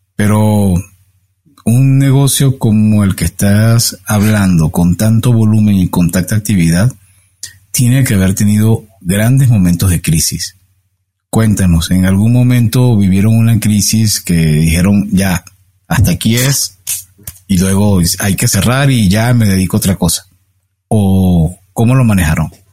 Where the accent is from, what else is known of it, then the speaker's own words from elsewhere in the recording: Caracas, Capital District, Venezuela; moved away; yo me crié y pasé la mayor, una buena parte de mi vida en Caracas, soy venezolano caraqueño